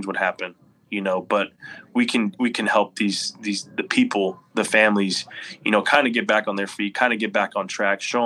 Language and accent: English; Corpus Christi, Texas, United States; I don't know many big leaguers from Corpus Christi, but I want them to be like, hey, you know what? If he can do it and he's from my hometown